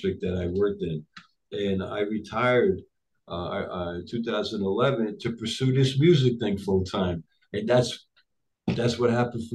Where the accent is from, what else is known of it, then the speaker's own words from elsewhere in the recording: United States; English is a second language; also born or lived in Tripoli, Libya / Rome, Italy; I came to the United States when I was 7.5 years old.